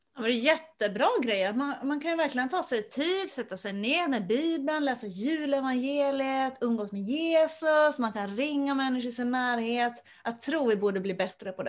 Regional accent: Finland; Jag har vuxit upp i Finland

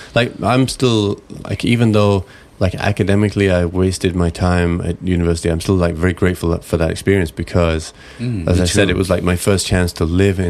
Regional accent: England, United Kingdom; moved away

